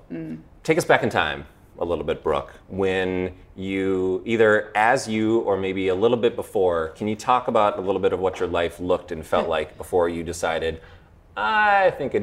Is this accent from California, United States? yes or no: no; St. Paul, Minnesota, United States; also born or lived in Edina, Minnesota; I live in Edina, Minnesota. I grew up in St. Paul, so I'm kind of a local